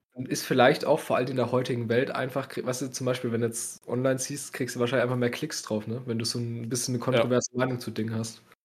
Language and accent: German; Bavaria, Germany; bei uns in Bayern